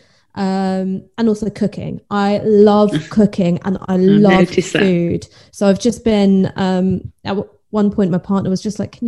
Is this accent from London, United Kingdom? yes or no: yes; London, United Kingdom; I grew up in North London